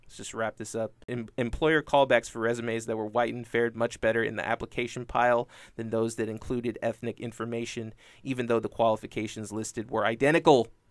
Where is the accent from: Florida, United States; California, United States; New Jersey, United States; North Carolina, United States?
California, United States; born or raised there